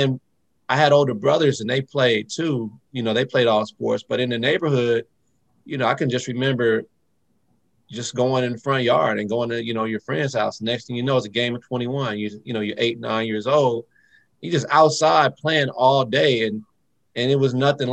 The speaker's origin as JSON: {"language": "English", "town": "Phoenix", "region": "Arizona", "country": "United States", "tie": "born or raised there", "said": "I grew up in Phoenix, Arizona"}